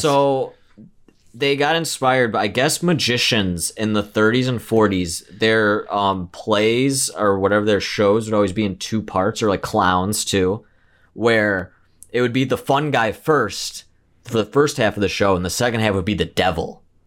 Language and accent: English; Midwest, United States; we both growing up in the Midwest